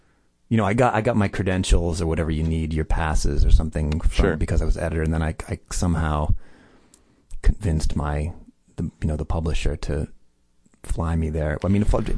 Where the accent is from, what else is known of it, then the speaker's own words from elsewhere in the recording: Massachusetts, United States; moved away as an adult; also born or lived in Boston; now in Los Angeles, United States; I grew up in Massachusetts